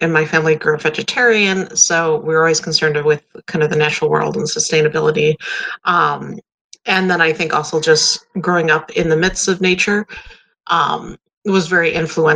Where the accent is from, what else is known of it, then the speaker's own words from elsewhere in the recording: Wisconsin, United States; now in Texas, United States; I'm originally from Wisconsin, kind of mid to northern Wisconsin area, and currently live in Texas.